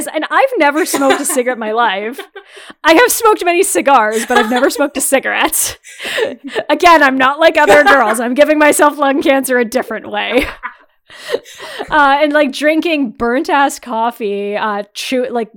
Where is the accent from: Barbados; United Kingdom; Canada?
Canada; Northeastern Ontario; moved away; also born or lived in Waterloo, Ontario; I'm not from the Midwest, obviously. I'm from Northeastern Ontario